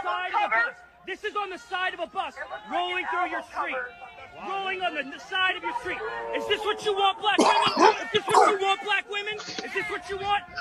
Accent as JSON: {"language": "English", "town": "Philadelphia", "region": "Pennsylvania", "country": "United States", "said": "I'm from Philly."}